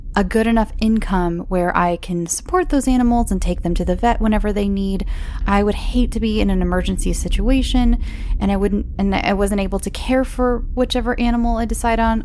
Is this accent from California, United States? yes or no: yes; Imperial, California, United States; I'm from a place called Imperial, California